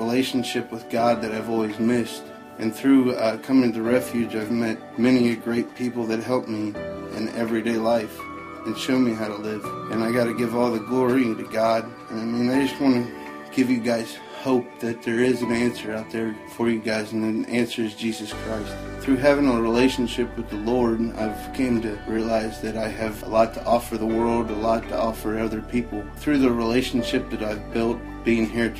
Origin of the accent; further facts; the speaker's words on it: Cincinnati, Ohio, United States; I'm from Cincinnati, Ohio